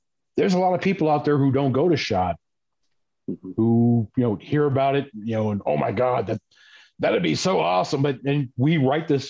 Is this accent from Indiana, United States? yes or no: no; New York City, New York, United States; people I grew up with in New York City